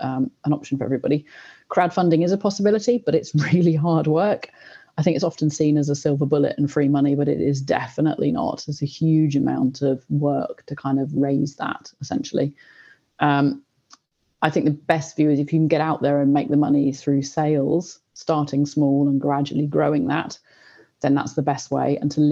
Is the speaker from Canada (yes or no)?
no; Oxford, South East England, United Kingdom; I grew up in Oxford. I was at school here.